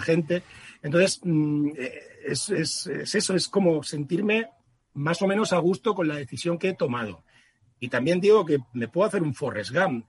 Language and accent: Spanish; southern Extremadura, Spain; moved away; also born or lived in Madrid; mi ciudad, mi pueblo del sur de Extremadura, donde tengo la mayor parte de mi familia